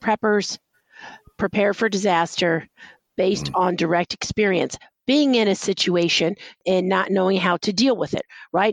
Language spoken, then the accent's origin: English; Texas, United States; now in New York City, United States; and I'm from Texas, you know, I was born in Texas